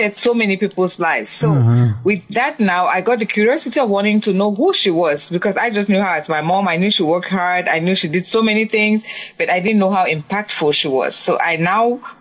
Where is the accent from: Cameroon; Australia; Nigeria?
Cameroon; moved away; I'm from Cameroon in Africa.